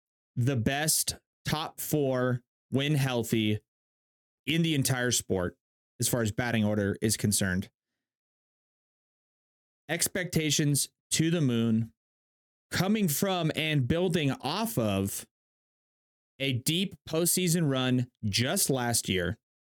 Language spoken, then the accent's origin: English; San Diego, California, United States; moved away as an adult; Born and raised in San Diego my entire life, as up until college. Move away for college